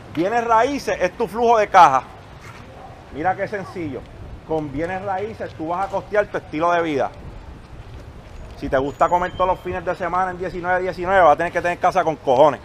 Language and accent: Spanish; Puerto Rico; Cuando yo crecí, allí en Monteverde